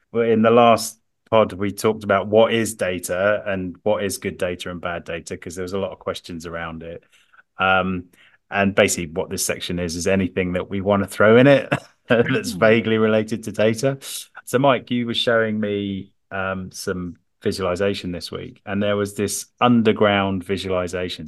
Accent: London, United Kingdom; as a Londoner

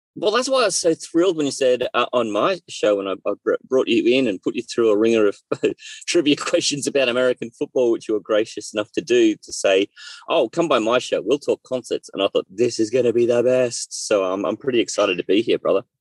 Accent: Australia; I'm Australian and I've uh, lived in Australia my whole life

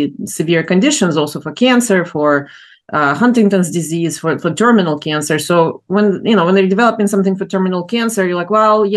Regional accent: Ukraine; moved away as an adult; now in United States; I grew up in Ukraine, in the Soviet Union, then in Ukraine, and then moved to the U.S.

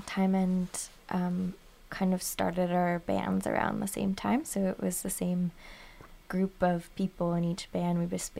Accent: Guelph, Ontario, Canada; I grew up in Guelph.

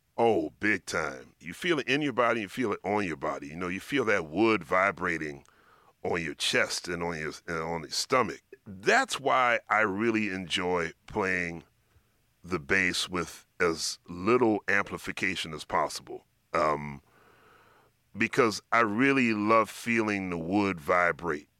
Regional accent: Philadelphia, Pennsylvania, United States; I grew up in Philadelphia

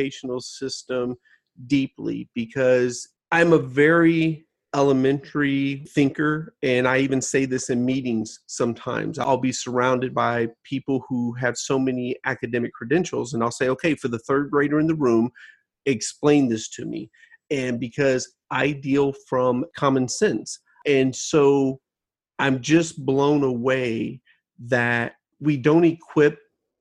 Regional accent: United States; I was born in the United States

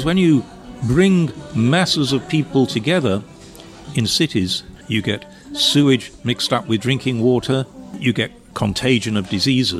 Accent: Sheffield, Yorkshire and the Humber, United Kingdom; moved away; I grew up in Sheffield, the city of steel

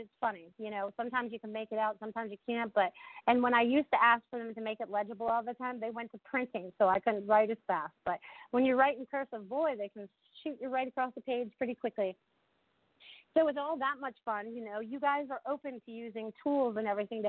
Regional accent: New England, United States; now in Sarasota, United States; growing up in New England

